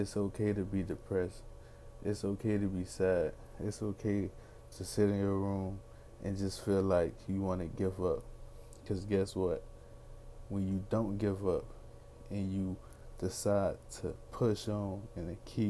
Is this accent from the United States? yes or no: yes; Miami, Florida, United States; I'm from Miami, Florida, 25 years old, African American young man